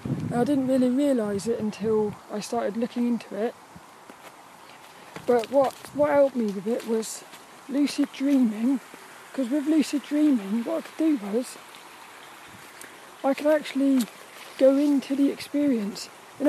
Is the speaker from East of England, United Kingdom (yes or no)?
no; Birmingham, West Midlands, United Kingdom; Oh, Brommy. I'm from Birmingham. I'm from Birmingham. Birmingham.